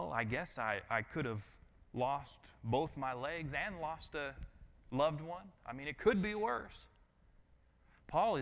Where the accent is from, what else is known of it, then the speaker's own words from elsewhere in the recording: Colorado, United States; now in Georgia, United States; I'm from Colorado.